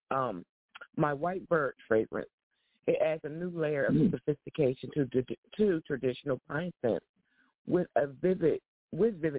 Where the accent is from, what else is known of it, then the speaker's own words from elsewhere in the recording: New Jersey, United States; you know, I'm from New Jersey.